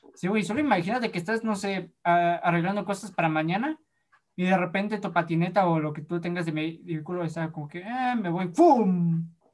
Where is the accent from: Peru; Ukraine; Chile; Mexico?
Mexico; Puebla; also born or lived in Yucatán; somos actores, somos poblanos